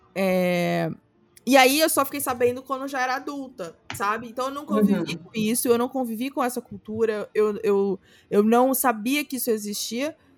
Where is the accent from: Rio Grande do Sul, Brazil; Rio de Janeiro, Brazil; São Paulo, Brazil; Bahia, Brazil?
Rio de Janeiro, Brazil; essa foi a minha infância no Camurim, em Jacarepaguá, no Rio de Janeiro.